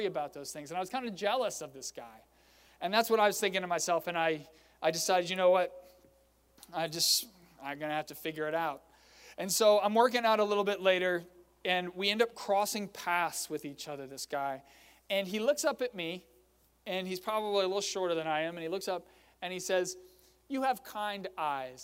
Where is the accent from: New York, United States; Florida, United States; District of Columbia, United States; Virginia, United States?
Virginia, United States; Fredericksburg; my hometown of Fredericksburg